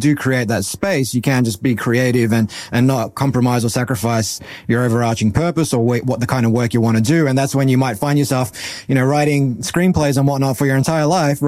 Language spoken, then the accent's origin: English; Australia; But growing up in Australia, you were either Mario or Zelda, or you were Wonder Boy or Alex the Kid.